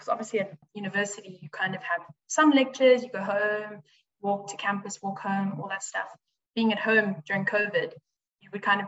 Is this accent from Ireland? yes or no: no; Midrand, Gauteng, South Africa; moved away as an adult; now in Stellenbosch, South Africa; I'm from Joburg, Midrand, Gauteng. And so I'm obviously studying in Stellenbosch.